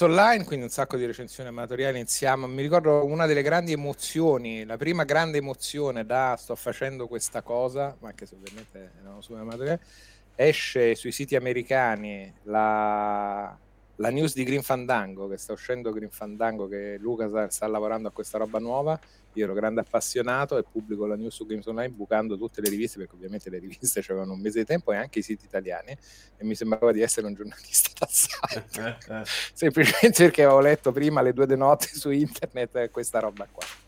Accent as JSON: {"language": "Italian", "town": "Rome", "region": "Lazio", "country": "Italy", "tie": "born or raised there", "accent": "Roman", "moved": "as an adult", "lives_now": "Milan, Italy", "said": "io sono nato e cresciuto a Roma"}